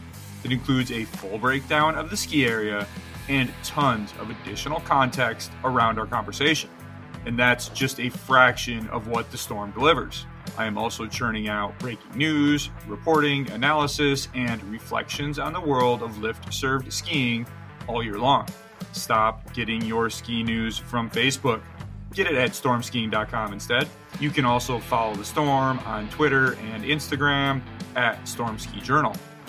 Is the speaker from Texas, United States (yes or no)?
no; New York, United States; always fired up to talk skiing in my home state of New York.